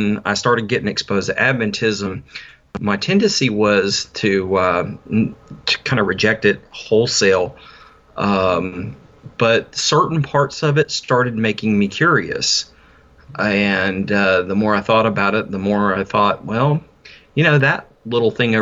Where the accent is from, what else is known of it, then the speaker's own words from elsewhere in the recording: North Carolina, United States; I was born in South Carolina. I grew up in North Carolina